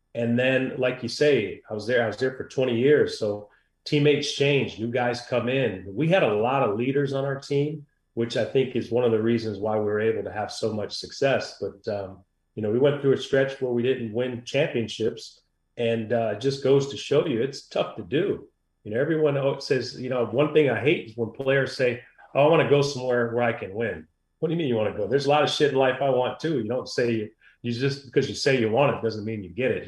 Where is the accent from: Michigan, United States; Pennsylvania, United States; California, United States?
Michigan, United States; also born or lived in New Jersey; I grew up in Michigan, but I'd go back every summer